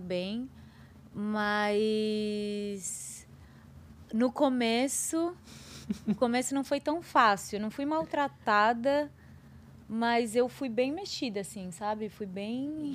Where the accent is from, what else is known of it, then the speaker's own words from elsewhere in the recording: Brazil; país onde eu nasci, que 56% da população é preta